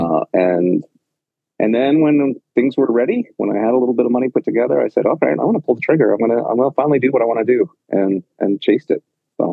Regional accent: Penticton, British Columbia, Canada; moved away as an adult; also born or lived in Victoria / Vancouver / Los Angeles / Cartagena; now in New York City, United States; I am born and raised in Penticton in British Columbia and uh, spent up until the end of high school there

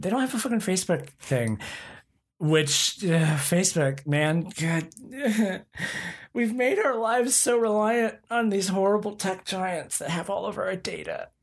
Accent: Oklahoma, United States; I'm from Oklahoma

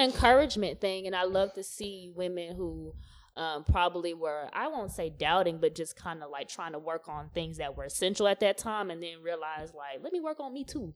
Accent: the South, United States; growing up in the South

